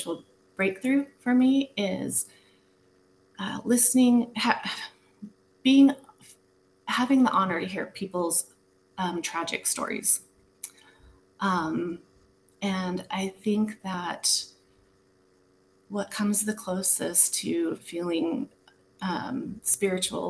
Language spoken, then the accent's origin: English; Utah, United States; moved away; I was raised in Utah as a Mormon